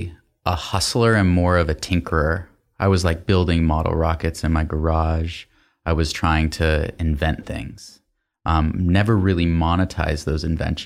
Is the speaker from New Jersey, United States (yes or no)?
no; Atlanta, Georgia, United States; also born or lived in Massachusetts; I grew up, I'd say, in three phases. Born in Massachusetts. That's where my dad's side of the family lived. Up until elementary school, where I went to school in Atlanta, Georgia.